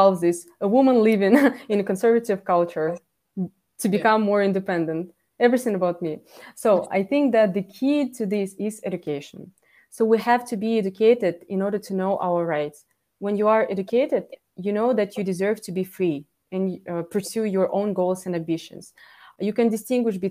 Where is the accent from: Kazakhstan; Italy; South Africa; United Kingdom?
Kazakhstan; being born in Kazakhstan and living here where I can be Uyghur